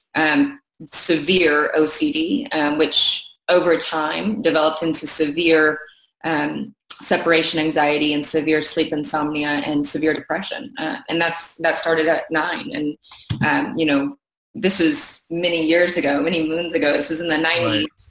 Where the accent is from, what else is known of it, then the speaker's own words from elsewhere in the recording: Keller, Texas, United States; also born or lived in North Richland Hills, Texas; I started off in North Richland Hills, Texas. I was born there, and then we moved at the age of five to Keller, Texas, which is where I live now